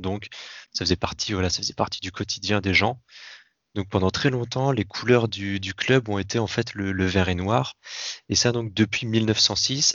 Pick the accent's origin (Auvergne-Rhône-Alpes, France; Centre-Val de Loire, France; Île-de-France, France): Centre-Val de Loire, France; Tours; je suis de Tours à la base, Touraine